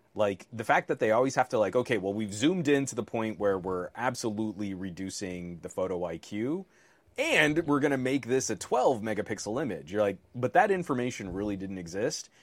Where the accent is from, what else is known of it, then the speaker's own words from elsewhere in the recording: California, United States; as a Californian